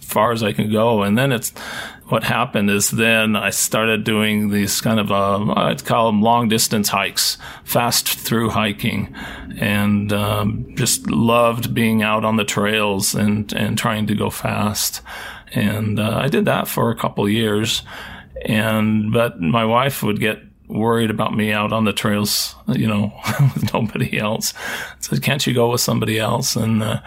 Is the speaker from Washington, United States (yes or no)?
yes; Seattle, Washington, United States; I grew up in the Seattle area